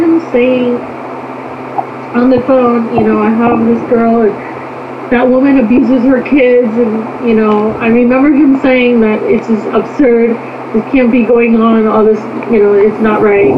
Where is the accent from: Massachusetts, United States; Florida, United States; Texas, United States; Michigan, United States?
Michigan, United States; Upper; also born or lived in Korea; I'm from Upper Michigan